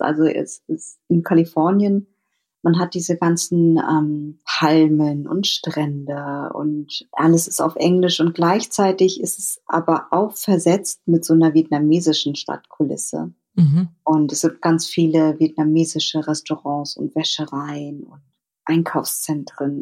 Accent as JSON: {"language": "German", "region": "Berlin", "country": "Germany", "tie": "born or raised there", "said": "Ich bin auch in Berlin aufgewachsen"}